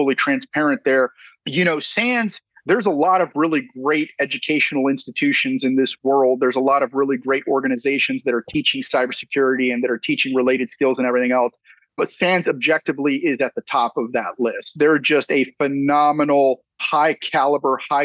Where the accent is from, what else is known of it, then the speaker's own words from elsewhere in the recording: San Antonio, Texas, United States; also born or lived in California; I'm from San Antonio, Texas.